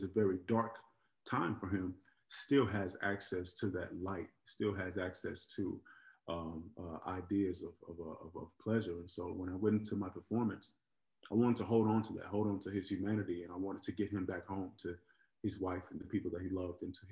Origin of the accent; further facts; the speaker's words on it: Oakland, California, United States; I grew up in Oakland, California